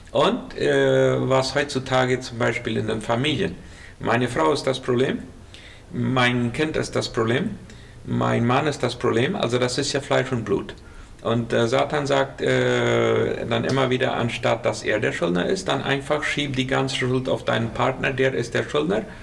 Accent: Colonia Menno, Boquerón, Paraguay; now in Asunción, Paraguay; Ich komme aus Kolonie Merno ursprünglich und eine lange Zeit auf Kilometer 81 gewesen.

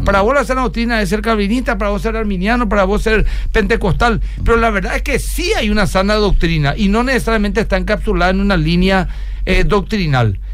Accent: Asunción, Paraguay; yo soy asunceno

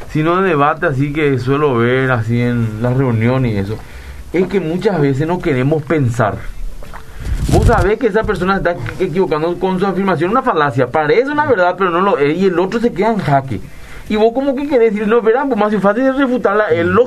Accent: Areguá, Central, Paraguay; de Areguá.

